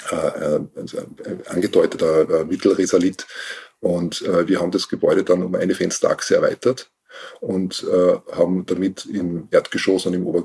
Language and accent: German; Salzburg, Austria; now in Wienerwald, Austria; tatsächlich, ich bin als Jugendlich oder als Kind in Salzburg in einem alten Haus aufgewachsen.